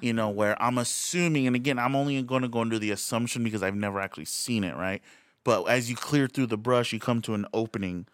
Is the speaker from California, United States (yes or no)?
yes; Rialto, California, United States; now in Redlands, United States; twenty minutes away from Redlands where we grew up, which is a little city of Rialto